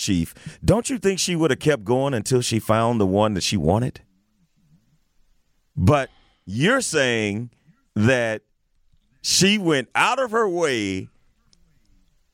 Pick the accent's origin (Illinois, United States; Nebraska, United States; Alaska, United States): Illinois, United States; East St. Louis; I'm from East St. Louis. It's close to my hometown.